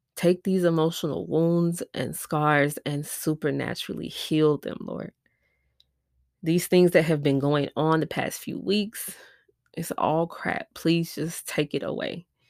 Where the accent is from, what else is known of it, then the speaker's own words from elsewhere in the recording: Milwaukee, Wisconsin, United States; now in Houston, United States; I'm from Milwaukee, Wisconsin, but I live in Houston, Texas